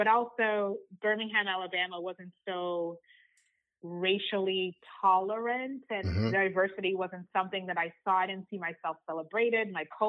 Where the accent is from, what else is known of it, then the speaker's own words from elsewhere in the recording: Zimbabwe; also born or lived in Uganda; I was born in Uganda, which is a small country in East Africa. I grew up in Zimbabwe because Uganda had some political turmoil.